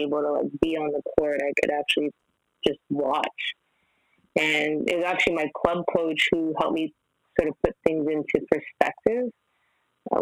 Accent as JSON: {"language": "English", "town": "Mississauga", "region": "Ontario", "country": "Canada", "tie": "born or raised there", "said": "Mississauga is like, it's a stone's throw away from Toronto. So I think I grew up in a very, I'll say, great environment"}